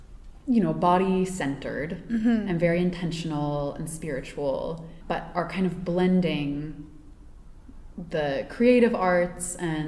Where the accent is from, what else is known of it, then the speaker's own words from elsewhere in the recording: East Coast, United States; And I grew up on the East Coast. I've always lived there.